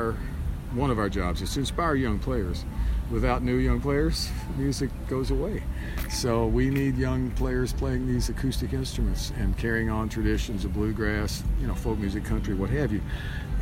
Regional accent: Bowling Green, Kentucky, United States; now in Nashville, United States; I'm from Bowling Green, Kentucky originally, so I grew up on Highway 231 headed towards Owensboro out of Bowling Green.

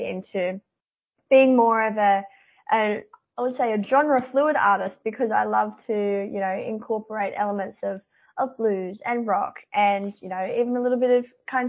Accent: Newcastle, New South Wales, Australia; I've been born and bred in Newcastle, and I've travelled a lot with music, but other than that, I haven't really left the Newcastle area for my entire life

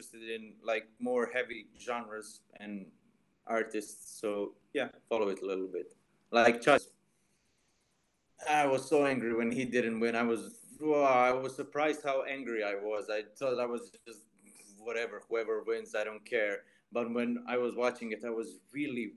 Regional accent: Istria County, Croatia; born or raised there

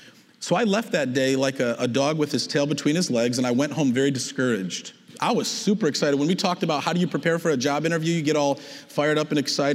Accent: Detroit, Michigan, United States; also born or lived in Plymouth, Michigan; I'm from the Detroit, Michigan area. I live in Plymouth.

